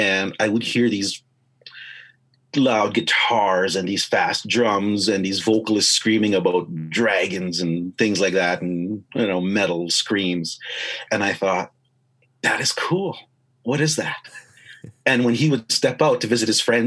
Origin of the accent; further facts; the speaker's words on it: White Bear First Nation, Saskatchewan, Canada; moved away as an adult; also born or lived in Indian Head, Saskatchewan; I grew up in White Bear, most of my life after that.